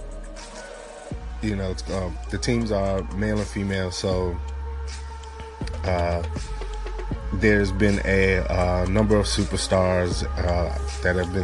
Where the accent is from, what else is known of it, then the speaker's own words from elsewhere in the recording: Maryland, United States; the Maryland state flag, my home state